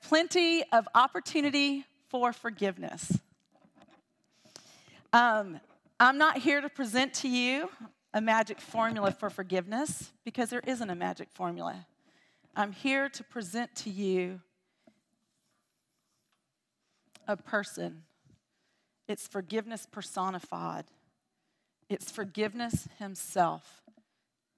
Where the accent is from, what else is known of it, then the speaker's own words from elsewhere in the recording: Dothan, Alabama, United States; I was born here in Dothan. I am a Dothanite, and I lived here until I was about 12.